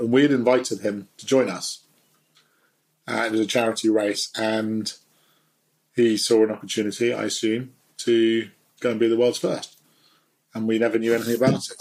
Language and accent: English; London, United Kingdom; I was brought up in Portobello Road as a son of an antique dealer